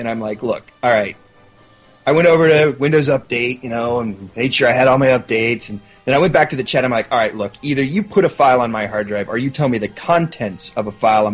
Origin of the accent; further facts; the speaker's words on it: Dallas, Texas, United States; moved away as an adult; also born or lived in Houston, Texas; now in Seattle, United States; I grew up in Texas. I was actually born in Houston, but then when I was like 6 months old, we moved to Dallas, and I lived there until I turned 30, and then I moved up to Seattle